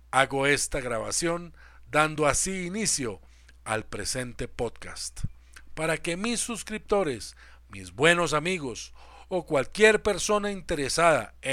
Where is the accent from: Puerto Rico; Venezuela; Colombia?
Colombia; Soy colombiano y vivo en Bogotá hace 35 años.